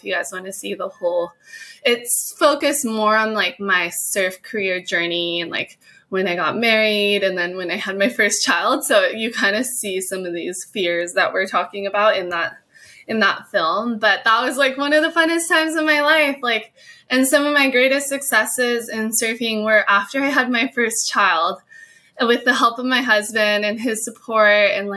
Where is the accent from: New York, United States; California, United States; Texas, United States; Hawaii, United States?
Hawaii, United States; I was born and raised in Hawaii, and my whole family surfed